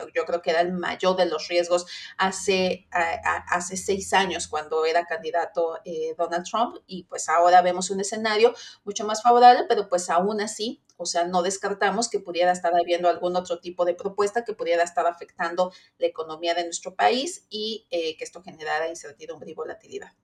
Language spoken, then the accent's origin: Spanish; Mexico